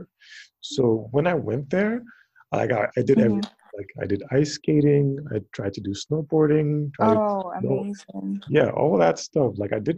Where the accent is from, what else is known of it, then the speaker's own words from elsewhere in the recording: Ghana; moved away; also born or lived in Alaska; I'm from Ghana, it's really hot